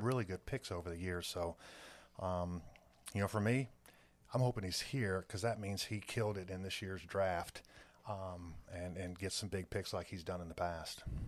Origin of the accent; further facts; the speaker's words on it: North Carolina, United States; moved away; for me to come back to my home state